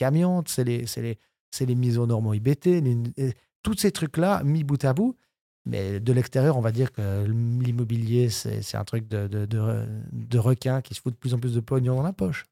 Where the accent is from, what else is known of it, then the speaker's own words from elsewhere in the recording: Switzerland; la broie pour donner ma région d'origine